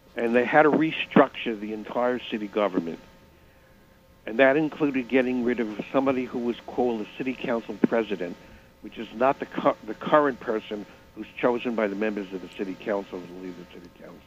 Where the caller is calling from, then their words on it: New York City, New York, United States; I'm calling from Manhattan